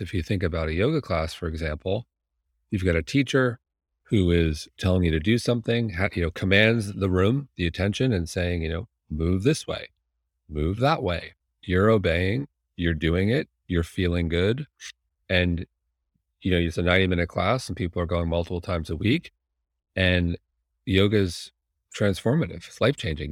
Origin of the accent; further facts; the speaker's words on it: Manhasset, New York, United States; moved away; I grew up in Manhasset